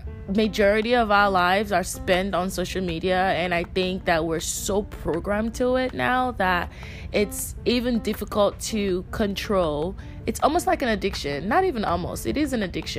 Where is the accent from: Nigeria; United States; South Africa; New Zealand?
Nigeria; I'm Nigerian. I grew up in a very traditional Nigerian home